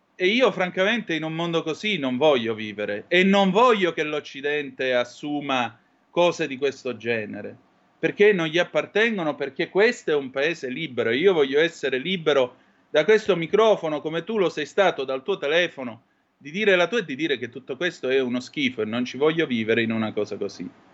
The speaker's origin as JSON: {"language": "Italian", "region": "Calabria", "country": "Italy", "said": "in Calabria alle mie parti"}